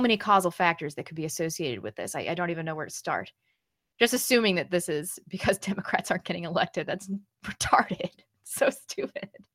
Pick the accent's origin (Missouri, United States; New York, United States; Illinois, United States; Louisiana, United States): Missouri, United States; I'm from Missouri